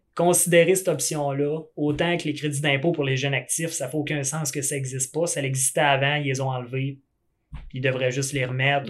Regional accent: Quebec, Canada; je suis du Québec

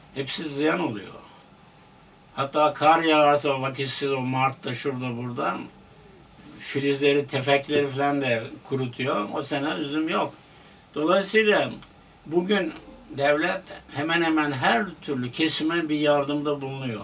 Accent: Denizli, Turkey; moved away as an adult; also born or lived in Ankara; now in Istanbul, Turkey; Orada okuduk. Ortaokul okudum. Sonra liseye gittim Denizli'de

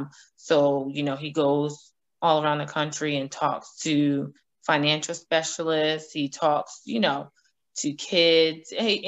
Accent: Albany, United States; moved away; Albany is still home

